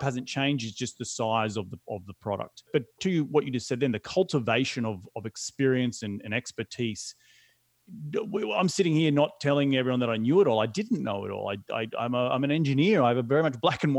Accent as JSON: {"language": "English", "country": "Australia", "moved": "as an adult", "lives_now": "United States", "said": "as an Aussie moving halfway across the world"}